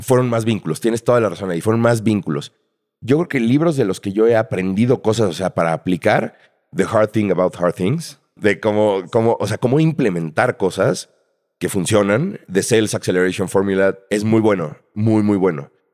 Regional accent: Mexico City, Mexico; nací en la Ciudad de México en 1980

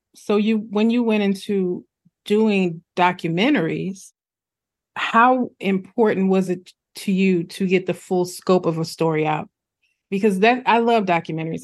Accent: Midwest, United States; I'm a Midwesterner

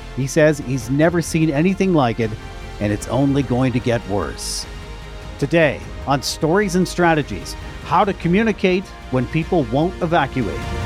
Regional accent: Canada; I am a Canadian

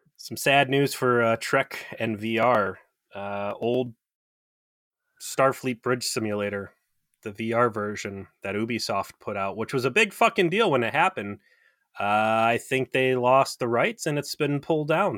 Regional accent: South Euclid, Ohio, United States; right next to my hometown, um, 'cause I'm from South Euclid, Ohio

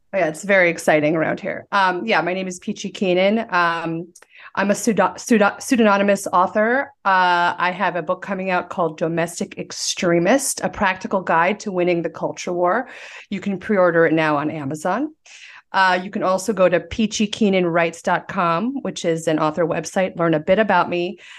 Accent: Santa Monica, California, United States; this shot of the beach is my childhood in a nutshell. This is Santa Monica Beach

